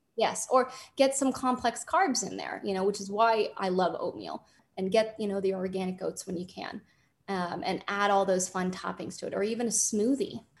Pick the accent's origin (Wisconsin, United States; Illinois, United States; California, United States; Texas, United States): California, United States; Los Angeles; born and raised in Los Angeles